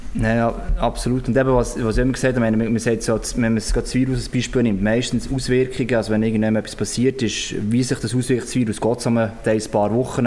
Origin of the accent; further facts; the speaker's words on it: Switzerland; bei uns in der Schweiz